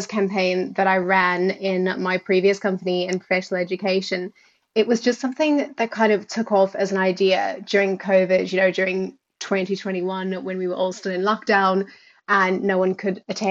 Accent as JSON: {"language": "English", "country": "South Africa", "tie": "born or raised there", "also_born_or_lived": "United Kingdom", "accent": "South African", "moved": "as an adult", "lives_now": "Ireland", "said": "you might be able to hear from the accent that I am South African. So started off living my whole life in South Africa and been in Ireland about 5 years now, with a couple of years in the UK before that."}